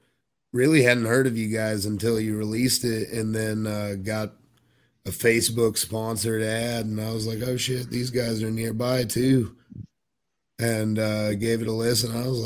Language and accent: English; Georgia, United States; I'm from Georgia